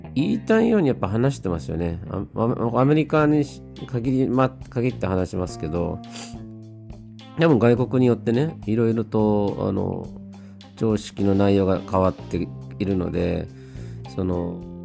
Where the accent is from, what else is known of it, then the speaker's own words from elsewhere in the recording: Japan; moved away as an adult; also born or lived in United States; 日本に帰国したい